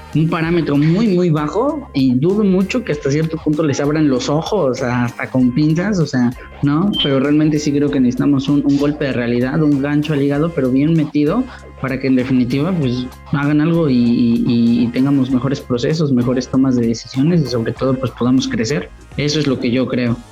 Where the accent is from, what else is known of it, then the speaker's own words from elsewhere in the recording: Mexico; como mexicano